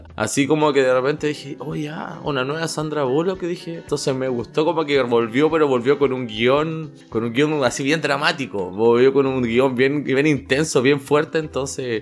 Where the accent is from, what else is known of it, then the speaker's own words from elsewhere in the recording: Chile; now in Toronto, Canada; soy de Chile